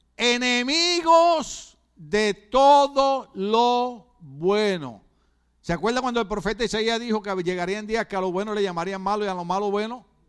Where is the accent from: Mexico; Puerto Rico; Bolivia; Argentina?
Puerto Rico; moved away; en Puerto Rico decimos la botó, botó la pelota